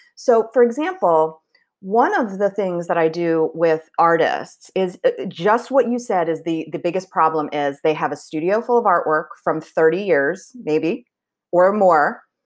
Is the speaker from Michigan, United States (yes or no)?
no; Philadelphia, Pennsylvania, United States; moved away as an adult; also born or lived in Chicago / San Francisco / Washington, D.C. / Bloomington, Indiana; I was born in Chicago, and then we moved to the Philadelphia area when I was around two, so I did grow up in the Philly area.